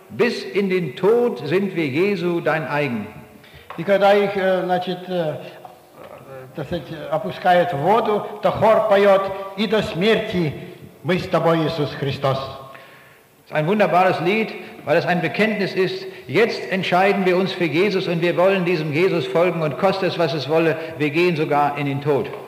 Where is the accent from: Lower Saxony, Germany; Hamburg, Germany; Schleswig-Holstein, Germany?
Lower Saxony, Germany; Braunschweig; Aus der Stadt, wo ich herkomme, in Braunschweig, da gibt es einige Leute, die sind nach Afghanistan gegangen, um diesen Menschen eine Hilfe zu bringen.